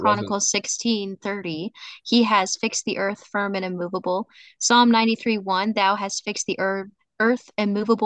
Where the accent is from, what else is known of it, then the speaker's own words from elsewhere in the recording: Montana, United States; moved away; I come from Montana originally